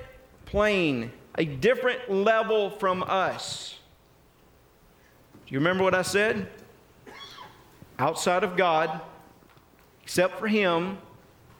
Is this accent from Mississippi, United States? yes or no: yes; North Mississippi, United States; I was raised in North Mississippi